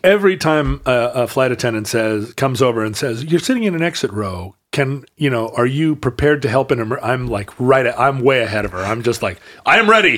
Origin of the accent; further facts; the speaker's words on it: Alaska, United States; growing up in Alaska